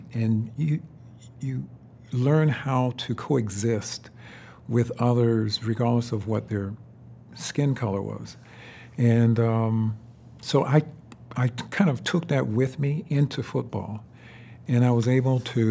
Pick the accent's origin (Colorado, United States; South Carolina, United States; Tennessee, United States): South Carolina, United States; Florence; I came from McLeod Hospital where most of them were born